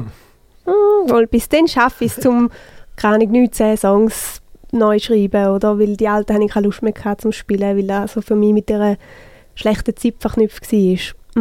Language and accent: German; St. Gallen, Switzerland; accent: St. Gallen German